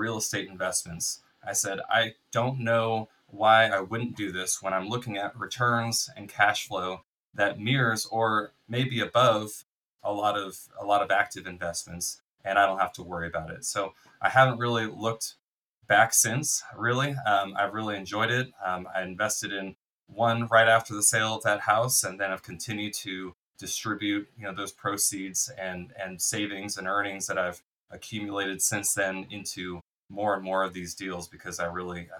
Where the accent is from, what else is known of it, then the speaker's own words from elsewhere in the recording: Bay Area, California, United States; I went to school here. I'm from the Bay Area in California here